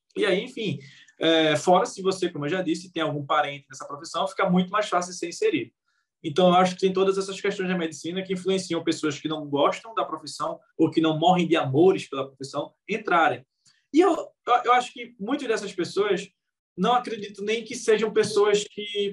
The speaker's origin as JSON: {"language": "Portuguese", "town": "Recife", "region": "Pernambuco", "country": "Brazil", "said": "eu sou de Recife"}